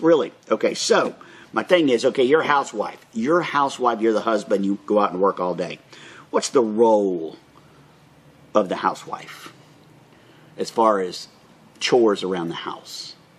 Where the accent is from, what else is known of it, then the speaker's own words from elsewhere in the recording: Orlando, Florida, United States; now in Bartow County, United States; I was born and raised in Orlando